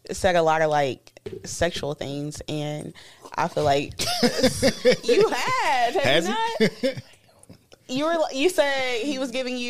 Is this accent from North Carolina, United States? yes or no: no; Nashville, Tennessee, United States; I'm from here, Nashville.